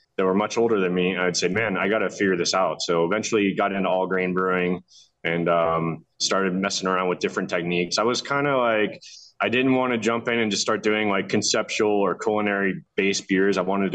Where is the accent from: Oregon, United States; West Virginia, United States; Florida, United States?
Florida, United States; Tampa; moved away as an adult; also born or lived in Orlando, Florida; now in Mexico; So I grew up in Tampa. Lived there till I was about 12. Moved to Orlando. Lived in the suburbs of Orlando till I was in my mid-20s and moved back to Tampa